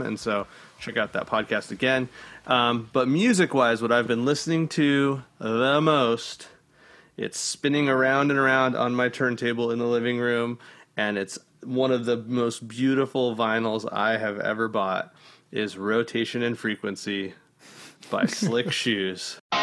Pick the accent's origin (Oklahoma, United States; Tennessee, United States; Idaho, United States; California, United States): California, United States; El Centro; now in San Diego, United States; I'm from the Imperial Valley. It's like El Centro.